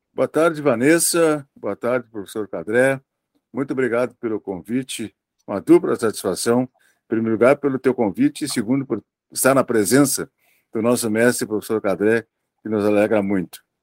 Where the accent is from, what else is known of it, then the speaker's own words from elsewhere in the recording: Vacaria, Rio Grande do Sul, Brazil; now in Pelotas, Brazil; lá na minha cidade, que eu sou de Vacaria